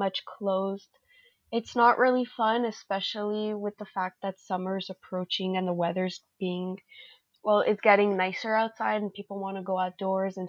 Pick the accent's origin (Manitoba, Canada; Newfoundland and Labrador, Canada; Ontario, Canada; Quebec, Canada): Quebec, Canada; Montreal; I am a 21-year-old from Montreal, Quebec, Canada